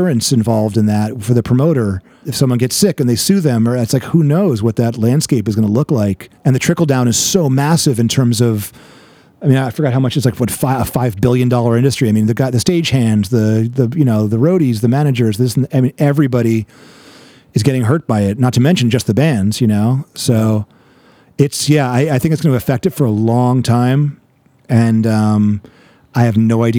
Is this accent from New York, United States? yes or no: yes; New York, United States; moved away as an adult; also born or lived in San Diego; now in Los Angeles, United States; I'm from New York. So I'm a fast talker